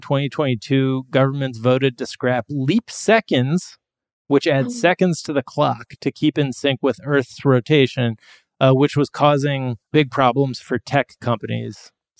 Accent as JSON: {"language": "English", "town": "Dublin", "region": "Leinster", "country": "Ireland", "said": "I'm from Dublin."}